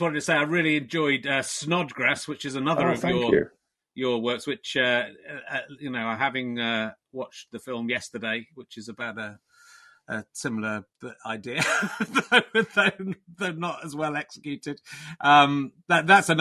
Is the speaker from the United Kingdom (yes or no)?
yes; Somerset, South West England, United Kingdom; also born or lived in Pocklington, Yorkshire; I was born in Yorkshire, but I grew up in Somerset